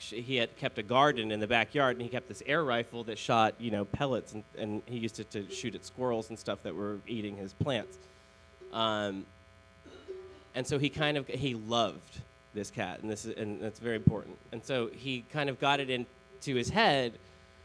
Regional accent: Baltimore, Maryland, United States; I'm from Baltimore

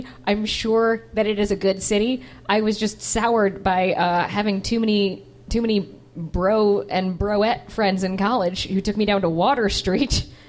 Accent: Wisconsin, United States; now in Chicago, United States; I am from Wisconsin. I'm from Partyville, Wisconsin.

